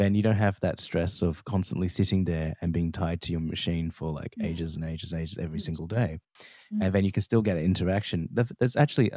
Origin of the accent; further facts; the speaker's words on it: Australia; me being Australian